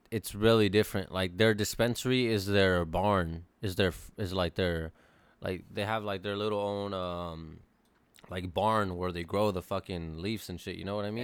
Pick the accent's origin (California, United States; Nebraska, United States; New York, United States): California, United States; I'm from California